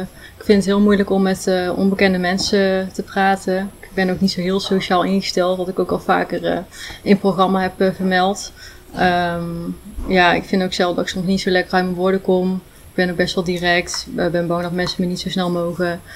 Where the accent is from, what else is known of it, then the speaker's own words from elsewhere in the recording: Ulvenhout, North Brabant, Netherlands; moved away as an adult; now in Rijen, Netherlands; Ik kom uit, oorspronkelijk uit Ilvoud, dichtbij Breda in de buurt